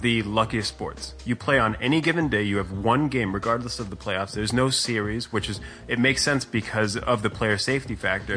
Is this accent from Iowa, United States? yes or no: no; South Florida, United States; I'm I'm from Florida, and uh, South Florida specifically